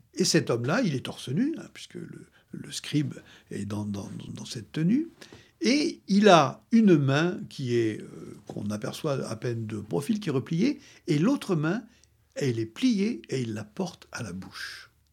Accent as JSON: {"language": "French", "country": "France", "said": "je suis français"}